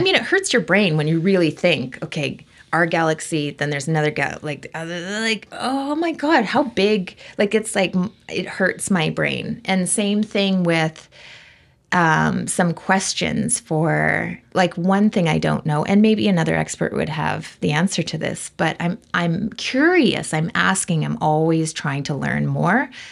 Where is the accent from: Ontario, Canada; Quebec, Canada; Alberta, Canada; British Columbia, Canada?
British Columbia, Canada; Vancouver; I grew up in Vancouver